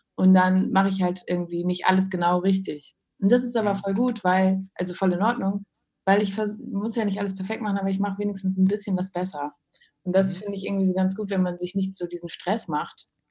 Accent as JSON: {"language": "German", "town": "Krefeld", "region": "North Rhine-Westphalia", "country": "Germany", "tie": "born or raised there", "said": "Ich ja, komme ja daher vom Niederrhein. Aber, Echt? Ja. Ähm, ich bin in Krefeld zur Schule gegangen."}